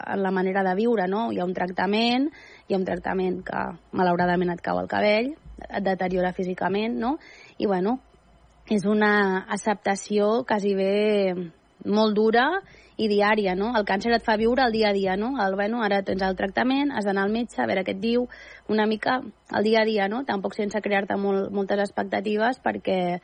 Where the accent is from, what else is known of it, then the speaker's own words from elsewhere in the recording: Andorra; moved away; also born or lived in Catalonia; jo pràcticament a Andorra m'hi vaig criar